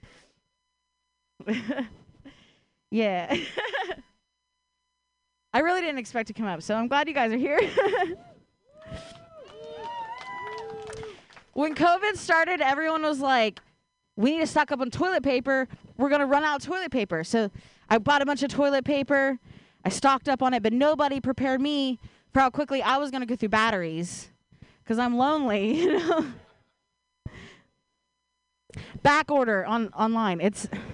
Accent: Ohio, United States; now in Bay Area, United States; I grew up in Ohio

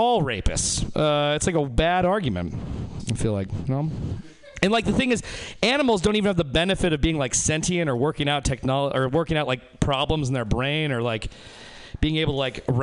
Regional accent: Reno, Nevada, United States; I'm from Reno, Nevada

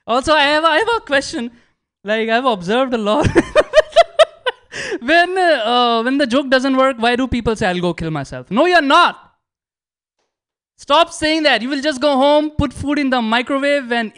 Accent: India; moved away as an adult; now in United States; I'm so Indian

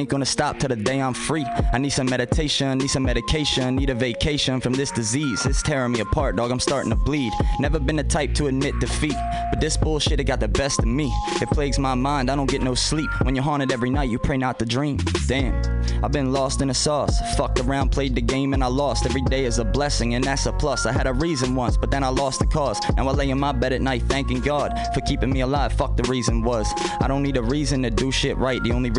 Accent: Baltimore, Maryland, United States; I know I've talked to a couple people and told them I was from Baltimore

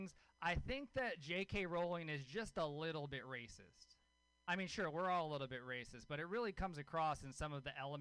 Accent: Louisiana, United States; I grew up in Louisiana. I grew up with a hippie mom in Louisiana

